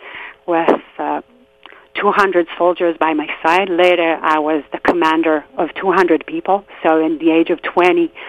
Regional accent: just outside Tel Aviv, Tel Aviv District, Israel; I grew up in Israel in a small neighborhood just outside of Tel Aviv

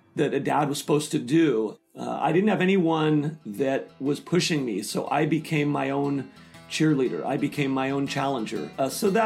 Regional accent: Glen Ellen, California, United States; I was born in Northern California in Glen Ellen

